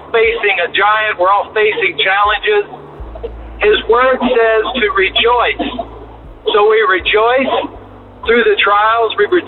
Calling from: Mobile, Alabama, United States; I'm calling from Interstate 10 in Mobile, Alabama.

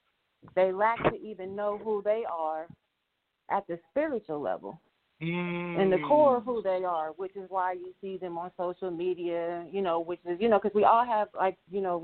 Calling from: Inglewood, California, United States; I'm calling from Inglewood, California.

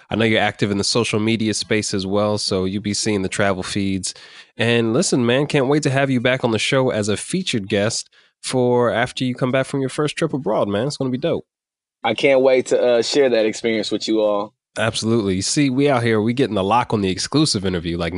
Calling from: Dallas, Texas, United States; Um, Dallas, Texas.

